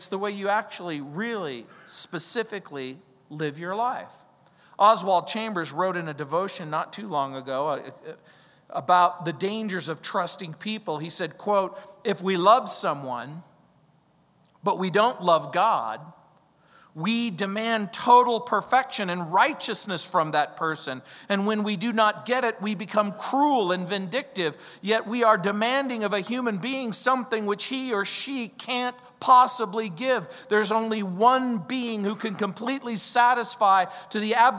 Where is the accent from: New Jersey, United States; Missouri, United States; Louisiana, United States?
Louisiana, United States; New Orleans; that's where I'm from. I was born in New Orleans